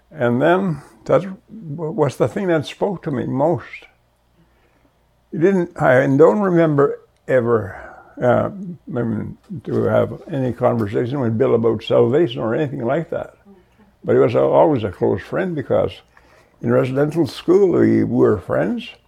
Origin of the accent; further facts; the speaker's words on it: Goodfish Lake, Alberta, Canada; from Goodfish Lake, Alberta, and uh, this is where I was born and raised.